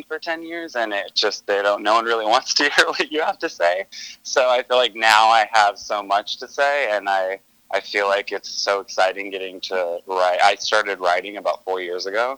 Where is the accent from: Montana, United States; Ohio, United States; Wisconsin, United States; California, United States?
California, United States; Stockton; I grew up in Northern California in Stockton.